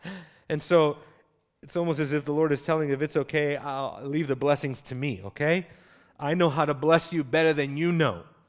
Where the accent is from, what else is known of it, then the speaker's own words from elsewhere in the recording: United States; as an American